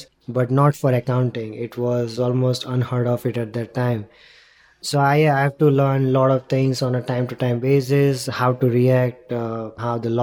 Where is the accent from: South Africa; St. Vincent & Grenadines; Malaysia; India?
India; moved away as an adult; also born or lived in London; born and brought up in India, went to London for my studies, and then decided to come here